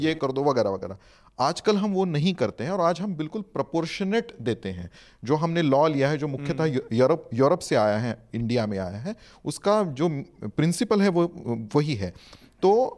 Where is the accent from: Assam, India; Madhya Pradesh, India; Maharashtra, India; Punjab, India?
Maharashtra, India; मैं क्योंकि महाराष्ट्र से हूँ